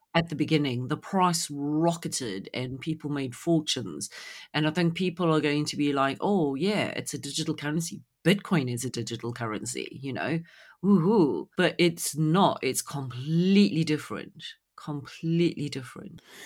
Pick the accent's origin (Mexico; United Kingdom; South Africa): South Africa; growing up in South Africa